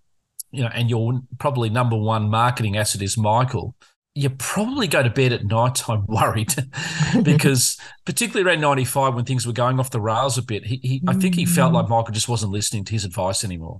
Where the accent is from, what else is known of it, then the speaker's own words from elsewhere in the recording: Australia; we're a convict country where Australians are historically convicts who came out from England